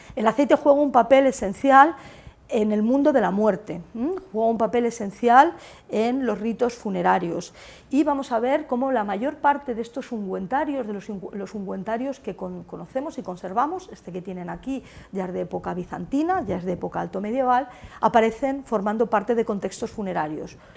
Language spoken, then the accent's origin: Spanish; Castilla-La Mancha, Spain; moved away; Yo soy manchega